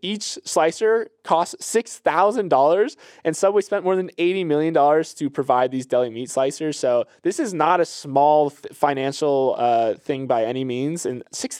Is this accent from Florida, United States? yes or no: yes; Florida, United States; And I'm a summer guy. I'm from Florida, but even this it's a little too hot for me.